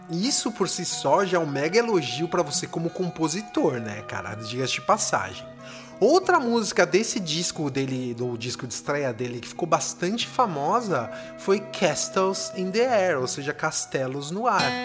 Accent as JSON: {"language": "Portuguese", "region": "São Paulo", "country": "Brazil", "tie": "born or raised there", "moved": "yes", "said": "Eu cresci, nasci em São Paulo"}